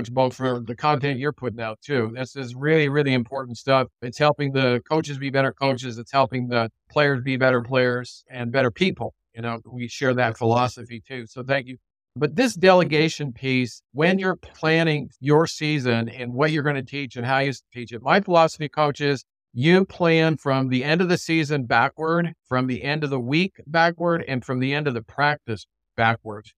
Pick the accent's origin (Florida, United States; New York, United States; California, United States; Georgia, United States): California, United States; Southern; now in Portland/Vancouver area, United States; I'm from Southern California too. I grew up watching Rod Dedeo coach at USC.